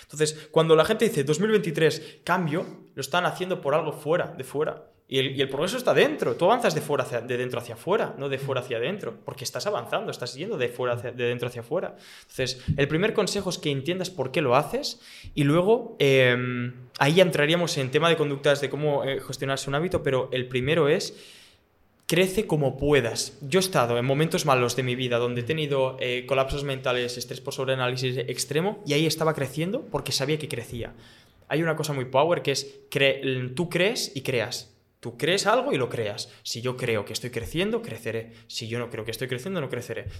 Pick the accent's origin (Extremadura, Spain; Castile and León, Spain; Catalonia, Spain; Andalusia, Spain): Catalonia, Spain; Barcelona; soy de Barcelona, venir aquí a dar mm. mambo, ¿eh?